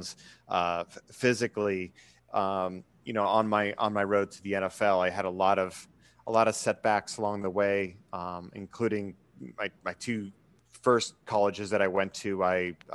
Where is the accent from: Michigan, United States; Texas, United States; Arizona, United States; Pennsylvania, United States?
Pennsylvania, United States; Erie; I grew up in Erie, Pennsylvania, which is a sports town